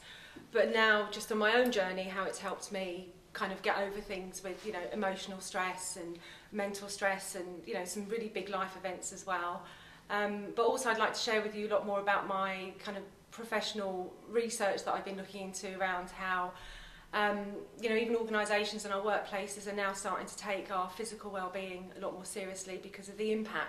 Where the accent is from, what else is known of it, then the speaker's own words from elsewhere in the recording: London, United Kingdom; also born or lived in Tipperary, Ireland; My parents moved over to London when I was probably about 4 or 5